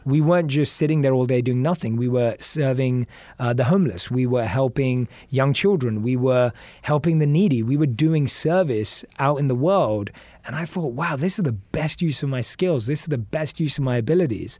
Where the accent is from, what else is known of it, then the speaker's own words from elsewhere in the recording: London, United Kingdom; moved away as an adult; also born or lived in New York, United States; now in Los Angeles, United States; I grew up in London. I'm used to grey skies, rain